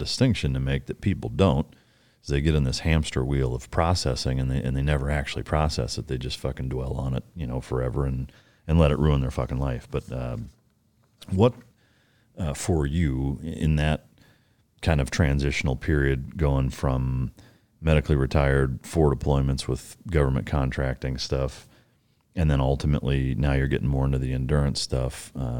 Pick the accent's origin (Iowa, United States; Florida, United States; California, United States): Iowa, United States; I'm from Northern Iowa, 45 minutes from Minnesota.